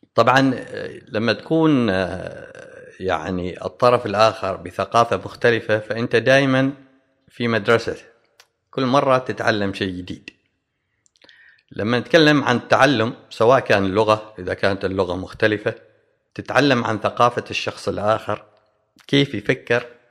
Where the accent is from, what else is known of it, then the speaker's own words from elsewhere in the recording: Oman; احنا كعمانيين